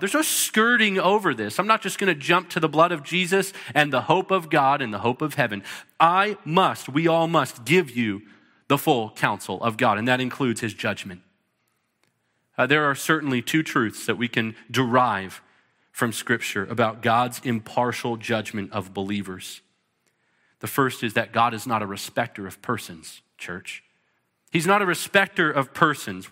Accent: United States; some of us, we're American

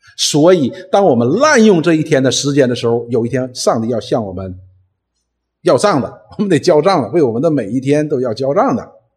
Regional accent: Northeast China, China; accent: Northeastern (Dongbei) dialect; 用我们东北话讲

